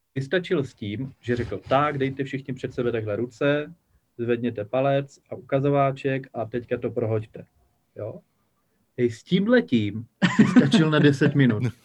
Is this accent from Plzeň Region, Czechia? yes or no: no; Havířov, Moravian-Silesian Region, Czechia; v Havířově, odkud pocházím, kde jsem se narodil